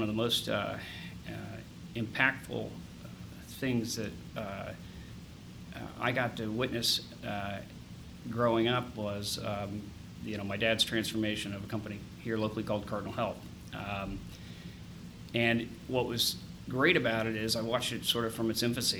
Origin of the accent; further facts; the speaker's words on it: Upper Arlington, Ohio, United States; also born or lived in Dublin, Ohio / Boston; Born here in Columbus. I grew up in Upper Arlington until I was probably 16